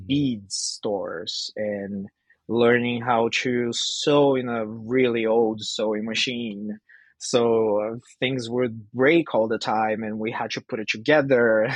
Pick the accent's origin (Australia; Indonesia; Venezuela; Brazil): Brazil; now in Vancouver, Canada; I'm from Brazil, but I'm based in Vancouver, Canada